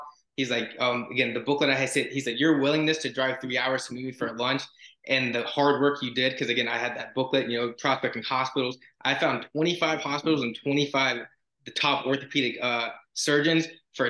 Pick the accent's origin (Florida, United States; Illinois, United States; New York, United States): Florida, United States; I'm from Florida.